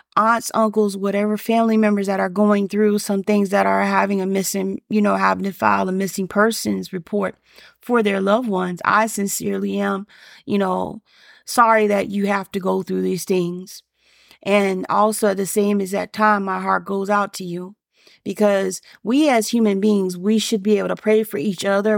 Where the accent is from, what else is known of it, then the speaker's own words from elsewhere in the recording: Alabama, United States; me growing up in Alabama and Bama, as we saw, we say it